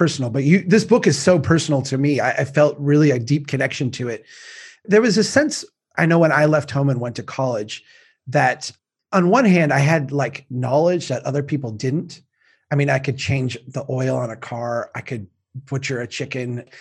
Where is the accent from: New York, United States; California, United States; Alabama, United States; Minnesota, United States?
Minnesota, United States; Baxter; I grew up in Baxter and I'm from Brainerd